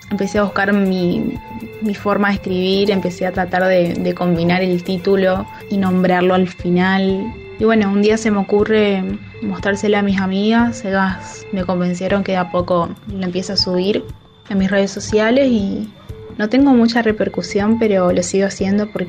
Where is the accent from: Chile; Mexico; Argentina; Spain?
Argentina; Misiones; Soy argentina, de la provincia de Misiones.